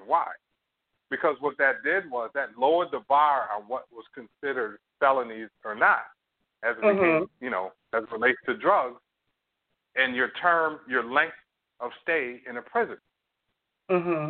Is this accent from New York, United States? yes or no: yes; New York, United States; now in Canada; I'm from New York, but I'm just living here